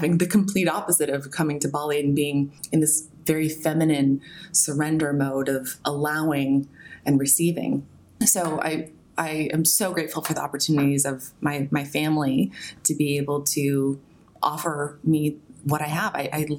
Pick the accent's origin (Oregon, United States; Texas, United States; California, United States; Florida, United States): Oregon, United States; Albany; So I was born in Albany, Oregon. It's a small town in the middle of the Willamette Valley in America.